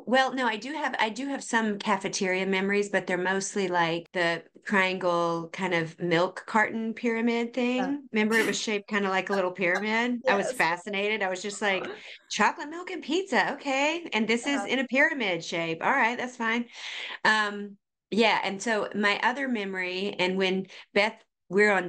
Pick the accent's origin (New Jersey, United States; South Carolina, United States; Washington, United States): South Carolina, United States; Boiling Springs; also born or lived in Charleston, South Carolina; I grew up in Boiling Springs, South Carolina.